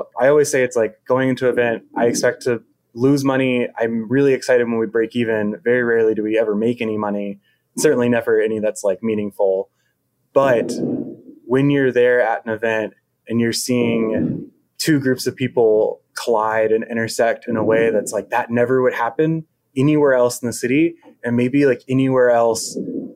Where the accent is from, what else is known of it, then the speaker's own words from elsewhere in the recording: Richmond, Virginia, United States; moved away as an adult; now in Charlottesville, United States; I'm from Richmond originally, and Richmond, if they know anything, they know how to throw a good festival. So I grew up going to like tons and tons and tons of festivals